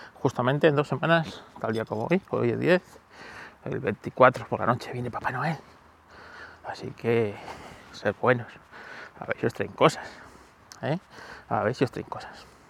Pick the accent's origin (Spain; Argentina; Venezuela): Spain